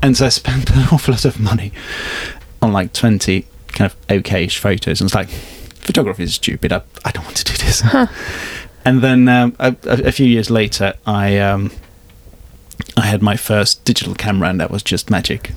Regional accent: Hungary; moved away; I'm from Hungary originally

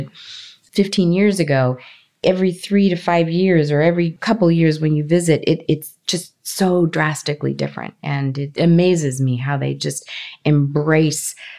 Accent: Los Angeles, California, United States; also born or lived in Colombia; I grew up in Los Angeles. I grew up in California, Southern California

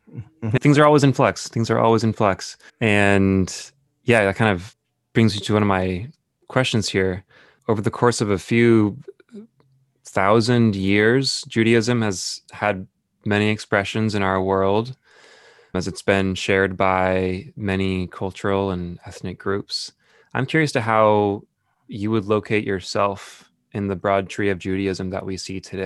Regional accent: Danville, California, United States; In the place where I grew up in Danville, California, on a shorter time scale, admittedly

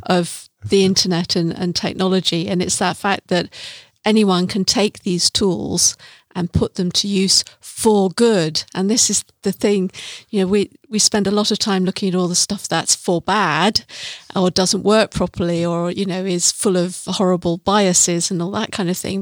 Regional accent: Sheffield, Yorkshire and the Humber, United Kingdom; I'm from Sheffield

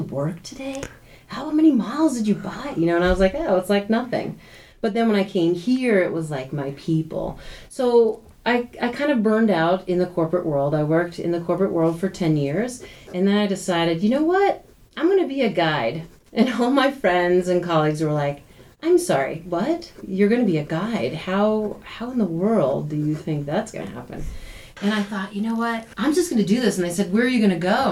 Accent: New York, United States; moved away as an adult; now in Jackson Hole, United States; I am from the East Coast. I'm originally from New York.

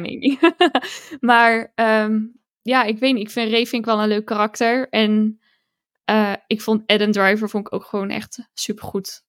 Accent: Roosendaal, North Brabant, Netherlands; moved away; ik kom uit Roosendaal. Dat is Brabant, maar ik woon daar niet meer ondertussen.

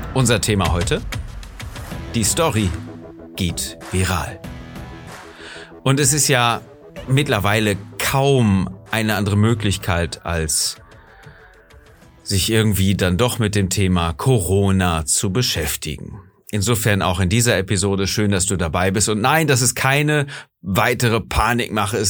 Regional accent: Germany; bei uns in Deutschland

